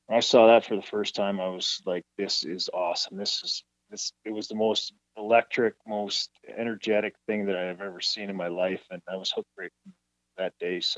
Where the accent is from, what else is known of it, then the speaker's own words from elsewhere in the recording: Langham, Saskatchewan, Canada; I grew up in Langham, just outside of Saskatoon, so that's where I played most of my youth hockey.